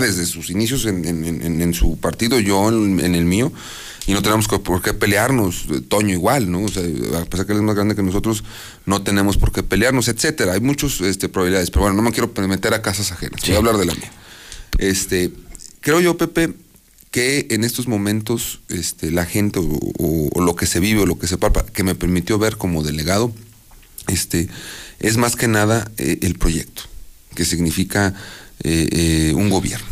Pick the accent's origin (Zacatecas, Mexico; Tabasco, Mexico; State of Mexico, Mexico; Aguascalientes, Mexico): Aguascalientes, Mexico; Yo nací aquí en Aguascalientes, en el barrio de la Purísima.